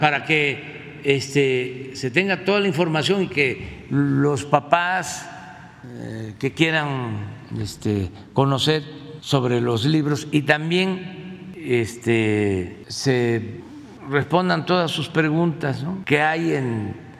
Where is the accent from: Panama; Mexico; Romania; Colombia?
Mexico; Tepetitán, Tabasco; de la maestra Guadalupe Antonio allá en mi pueblo, en Tepeitán, que me daba sexto grado